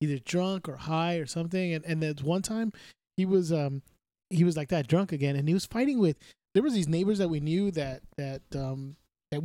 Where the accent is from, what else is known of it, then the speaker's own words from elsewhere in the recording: Cudahy, California, United States; Jay and I grew up in Cudahy